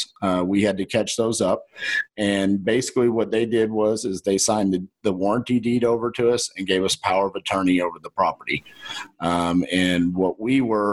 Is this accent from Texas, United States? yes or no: yes; Texas, United States; accent: Texan